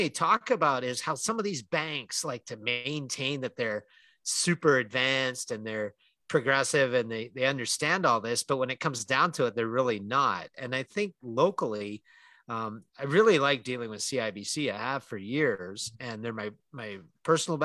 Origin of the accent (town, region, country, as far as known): Calgary, Alberta, Canada; born or raised there